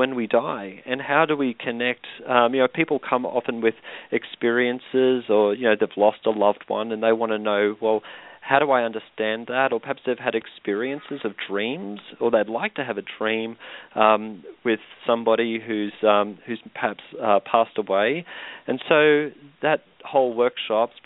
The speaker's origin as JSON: {"language": "English", "country": "Australia", "moved": "yes", "lives_now": "Chanhassen, United States", "said": "I'm from Australia. I live here now"}